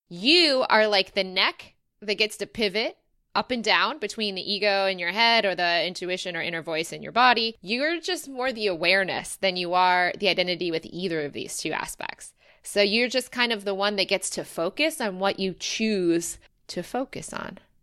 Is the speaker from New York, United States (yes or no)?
no; Rochester, Michigan, United States; I'm actually from Rochester, Michigan, which is Metro Detroit